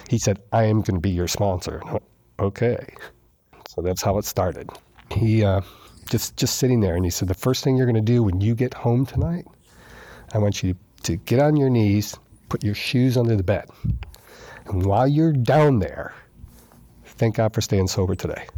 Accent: New York, United States; moved away; I'm from New York. I've lived in a city my whole life

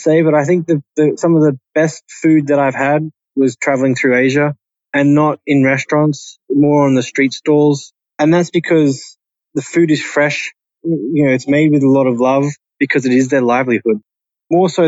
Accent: Australia; moved away as an adult; also born or lived in United Kingdom / Channel Islands / Austria; for me being Australian at that particular time in my career

